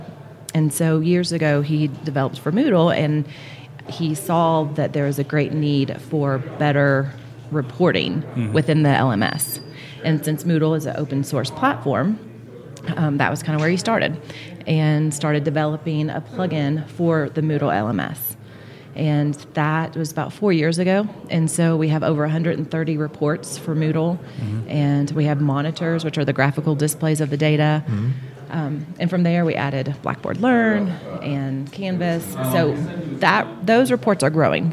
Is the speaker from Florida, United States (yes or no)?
yes; Florida, United States; I'm from Florida.